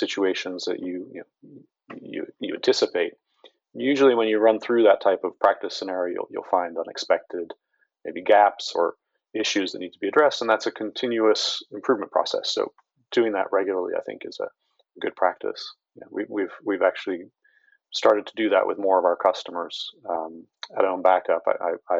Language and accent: English; Baltimore, Maryland, United States; I'm from Baltimore, or that's my home, and so Baltimore City and the schools have been hit again and again